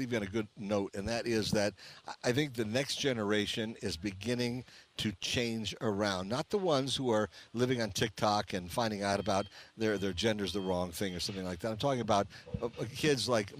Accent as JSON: {"language": "English", "town": "Chicago", "region": "Illinois", "country": "United States", "tie": "born or raised there", "moved": "yes", "lives_now": "Las Vegas, United States", "said": "My dad grew up in Chicago. So, I was born in Chicago"}